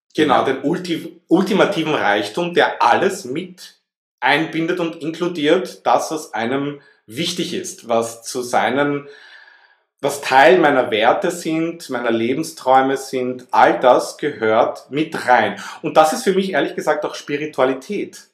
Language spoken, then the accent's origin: German; Vienna, Austria; also born or lived in Southern France; now in France; ich bin in Wien geboren, wie man das vielleicht ein bisschen heraushören kann aus meinem Akzent heraus.